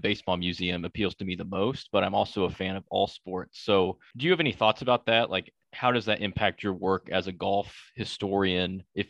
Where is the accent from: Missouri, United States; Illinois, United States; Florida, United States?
Missouri, United States; Kansas City; A fellow Missourian. I think you're the first one on the pod. I'm from Kansas City.